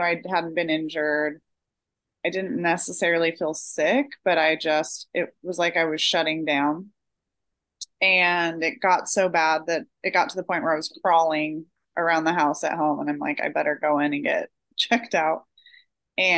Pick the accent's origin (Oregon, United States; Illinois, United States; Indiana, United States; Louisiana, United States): Oregon, United States; I'm from Oregon in the US, and that's like a running mecca. And so I grew up running the Hood to Coast every year in high school